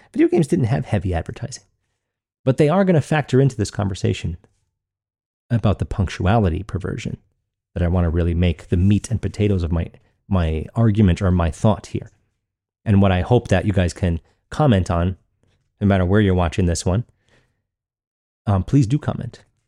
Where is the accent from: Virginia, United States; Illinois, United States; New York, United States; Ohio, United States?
New York, United States; Long Island; growing up in Long Island, New York